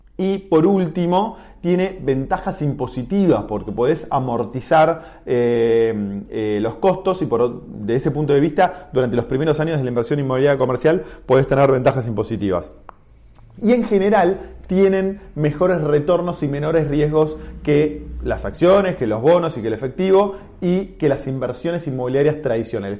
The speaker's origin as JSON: {"language": "Spanish", "country": "Argentina", "said": "siendo argentino en el, año 1995."}